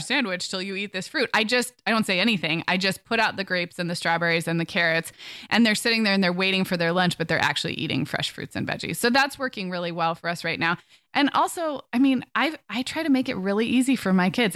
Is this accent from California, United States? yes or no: yes; Santa Barbara, California, United States; moved away; also born or lived in Orange County, California; my family and I are moving from Orange County to my hometown of Santa Barbara.